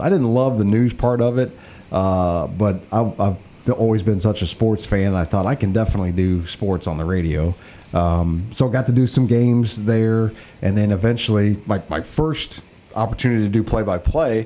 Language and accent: English; East Alton, Illinois, United States; I grew up in East Alton, went to Wood River High School, uh, Illinois College, and yeah, I've been a community member all my life